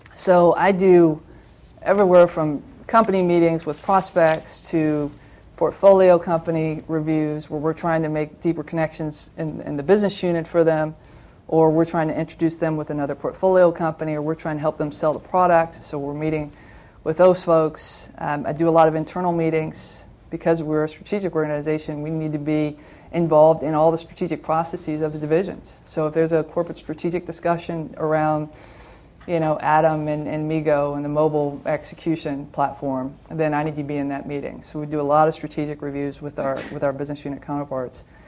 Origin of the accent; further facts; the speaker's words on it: Toledo, Ohio, United States; moved away; I worked back in my hometown. I'm a Toledoan from Ohio